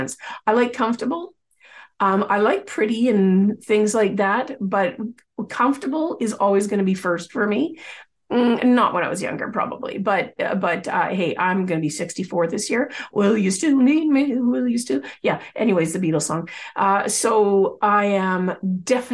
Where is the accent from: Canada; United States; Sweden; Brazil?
Canada; Coquitlam, British Columbia; I grew up in the Lower Mainland of British Columbia, the Vancouver area, specifically in Coquitlam